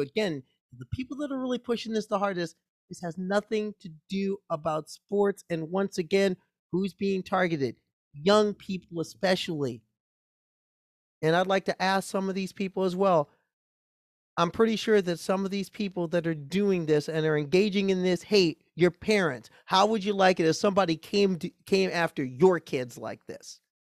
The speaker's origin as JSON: {"language": "English", "town": "Omaha", "region": "Nebraska", "country": "United States", "tie": "born or raised there", "said": "I grew up in Omaha, Nebraska"}